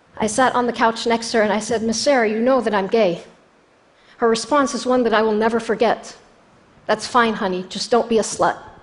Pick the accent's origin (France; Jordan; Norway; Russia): Jordan; moved away as an adult; now in United States; I was born in Jordan 11 years later.